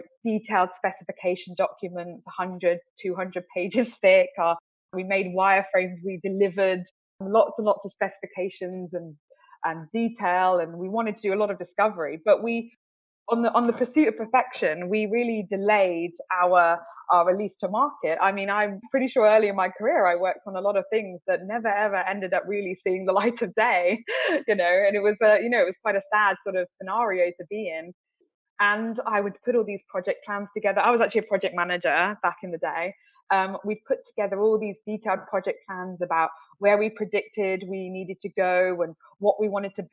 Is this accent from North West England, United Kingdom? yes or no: no; the West Country, near Bath, South West England, United Kingdom; moved away as an adult; now in London, United Kingdom; I grew up in the West Country, down near Bath, very idyllic, very beautiful